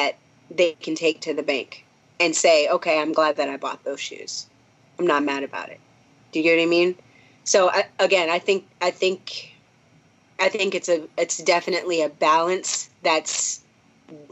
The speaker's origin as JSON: {"language": "English", "region": "Minnesota", "country": "United States", "said": "I'm from Minnesota"}